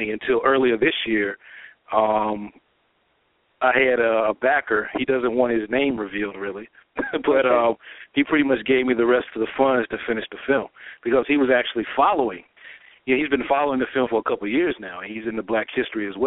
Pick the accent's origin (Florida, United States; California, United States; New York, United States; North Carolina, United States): North Carolina, United States; Laurinburg; my hometown of Laurinburg, North Carolina